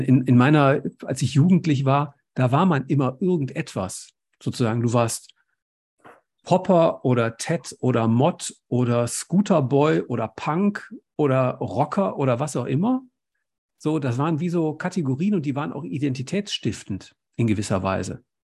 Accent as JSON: {"language": "German", "town": "Essen", "region": "North Rhine-Westphalia", "country": "Germany", "tie": "born or raised there", "said": "ich bin in Essen groß geworden"}